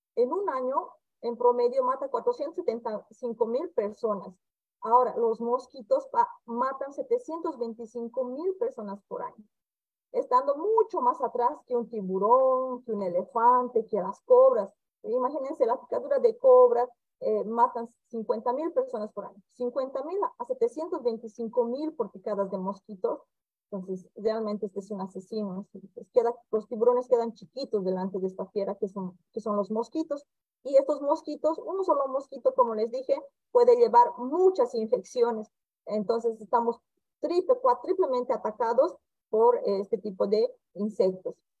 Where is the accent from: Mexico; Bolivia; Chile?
Bolivia; now in Campo Grande, Brazil; soy médica boliviana, ejerzo mi especialidad como infectóloga aquí en el Brasil, en el estado de Mato Grosso do Sul, en la ciudad de Campo Grande